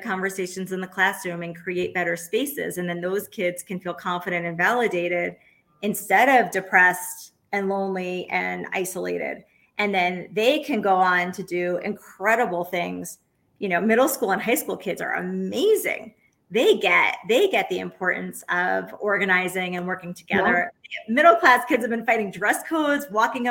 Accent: New York City, New York, United States; also born or lived in Oaxaca, Mexico; I'm from New York City.

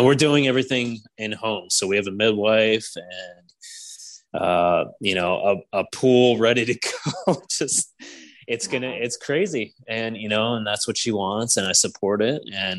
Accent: West Virginia, United States; Oh, I'm from West Virginia too.

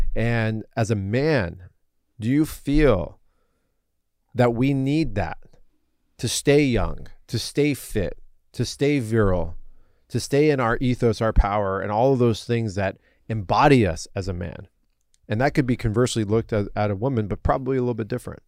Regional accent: United States; I was born and raised here as an American

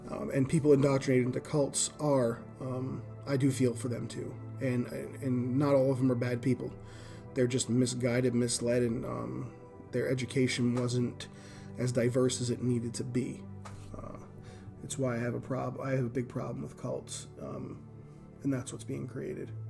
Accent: Northeast, United States; now in Indiana, United States; so coming to America, coming to Indiana, I come from the Northeast. I come from the inner city.

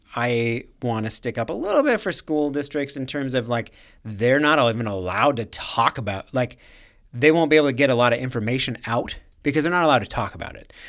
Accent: Minnesota, United States; we're from, from Minnesota.

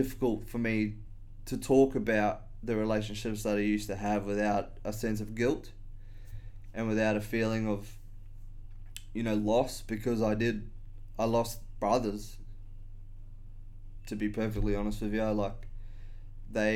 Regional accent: Australia; I've always been around alcohol as an Australian

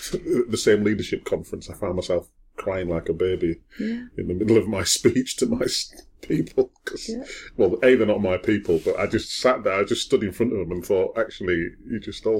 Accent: Wakefield, Yorkshire and the Humber, United Kingdom; I wasn't adopted, but I mean, I was brought up in Wakefield. I was very poor.

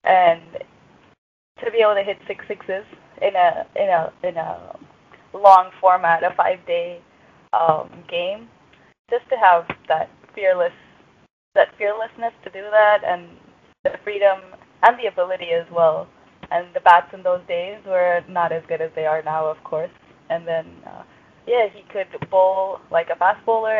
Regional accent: United States; for us as American cricketers

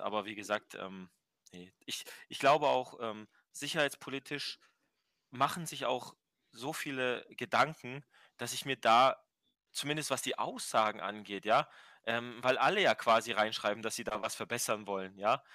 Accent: Germany; wir als, als Deutsche

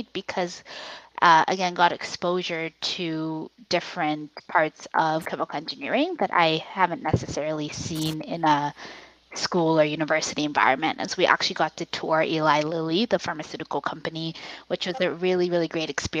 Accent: Richmond Hill, Ontario, Canada; I grew up in Richmond Hill

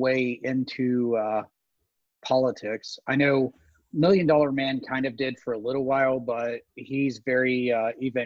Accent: Tennessee, United States; I grew up in Tennessee, late 80s, early 90s

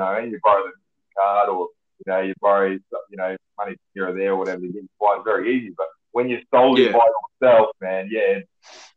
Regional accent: Western Australia, Australia; I was from Australia

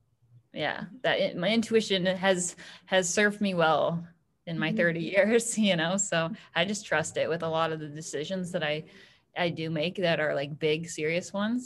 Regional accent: Orillia, Ontario, Canada; now in Hamilton, Canada; I'm from a small town. Like, I grew up in Orillia, so population 30,000

